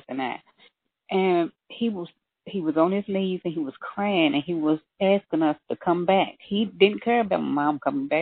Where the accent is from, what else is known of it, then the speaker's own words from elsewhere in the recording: Louisville, Kentucky, United States; I was born and raised in Louisville, Kentucky